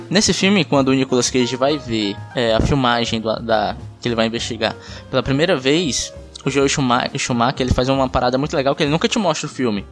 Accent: Pacatuba, Ceará, Brazil; Nascido e criado na Pacatuba.

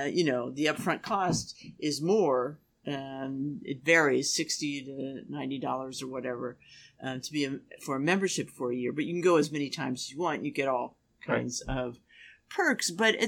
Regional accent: Washington, District of Columbia, United States; moved away; also born or lived in New York; I grew up in Washington, D.C., where all the museums are free.

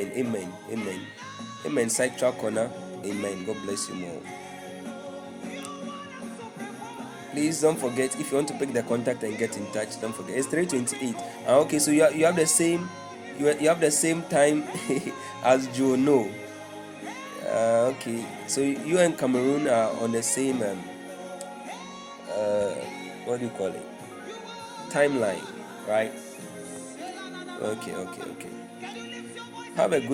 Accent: Tema, Greater Accra, Ghana; Tema. Okay, that's where I live. That's where I come from, actually. That's where I live.

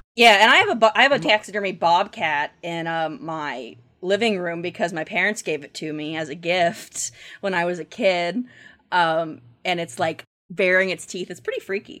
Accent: Ramona, Oklahoma, United States; moved away; So I'm from Ramona, Oklahoma originally, which is about, um, ten minute drive away from where those murders happened.

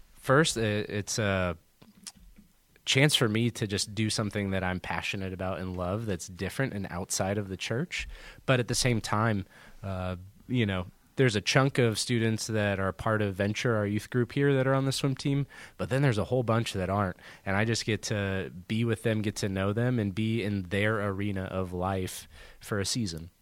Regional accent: Southern California, United States; moved away as an adult; also born or lived in Arizona / Houston, Texas; now in Columbus, Indiana, United States; I grew up in Southern California

